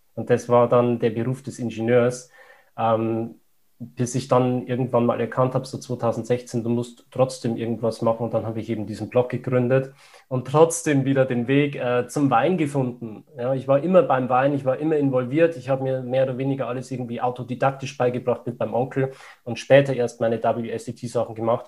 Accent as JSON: {"language": "German", "area": "Upper Palatinate", "region": "Bavaria", "country": "Germany", "said": "ich komme aus der Oberpfalz"}